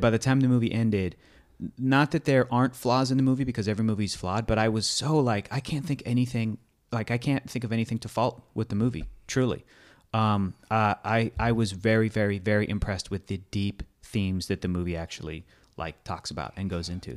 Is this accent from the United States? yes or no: yes; United States; as an American.